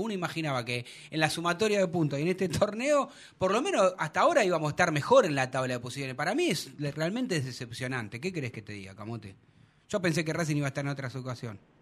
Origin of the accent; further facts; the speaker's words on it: Argentina; sí soy argentino